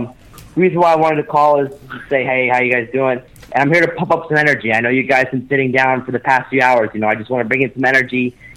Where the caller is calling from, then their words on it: West Virginia, United States; I'm calling from West Virginia.